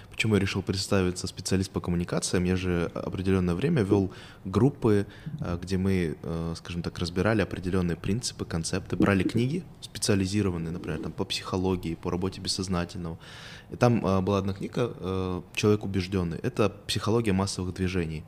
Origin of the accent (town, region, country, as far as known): Kazakhstan